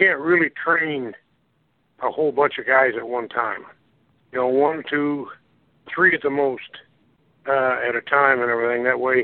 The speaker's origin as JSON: {"language": "English", "town": "St. Joseph", "region": "Missouri", "country": "United States", "tie": "born or raised there", "said": "St. Joe, my hometown"}